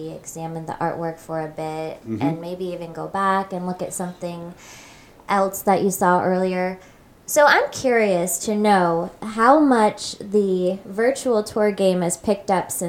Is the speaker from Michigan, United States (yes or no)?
no; Punta Gorda, Florida, United States; born or raised there